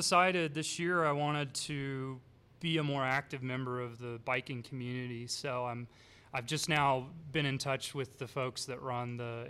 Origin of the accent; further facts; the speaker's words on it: Athens, Georgia, United States; moved away; grew up, born and raised in Georgia.